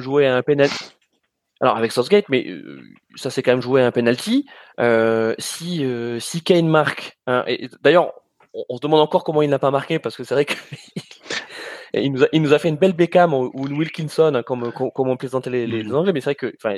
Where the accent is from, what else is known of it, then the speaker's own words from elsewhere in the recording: France; en tant que Français